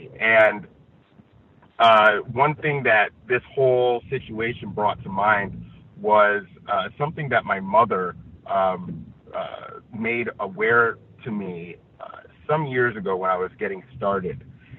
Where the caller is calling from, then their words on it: Los Angeles, California, United States; I am reporting from Los Angeles